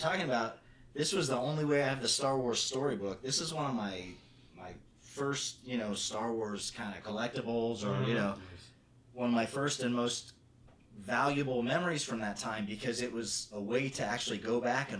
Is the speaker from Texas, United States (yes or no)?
no; Las Vegas, Nevada, United States; for a kid growing up in Las Vegas in the 1970s